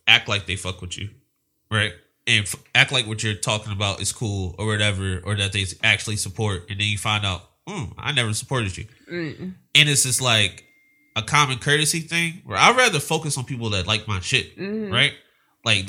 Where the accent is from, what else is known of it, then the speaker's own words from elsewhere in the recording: Philadelphia, Pennsylvania, United States; now in Los Angeles, United States; We're both from Philadelphia.